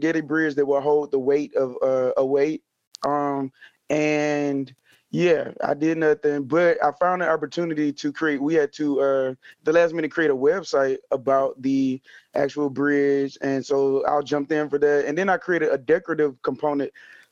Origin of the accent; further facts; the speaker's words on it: Mobile, Alabama, United States; I am originally from Mobile, Alabama, and that's where I happen to be physically in this moment